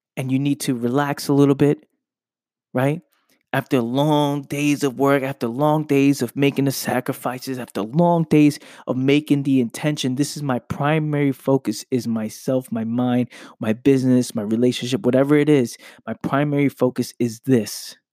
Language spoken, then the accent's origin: English; New York City, New York, United States; I'm from the Bronx. I grew up in the Bronx.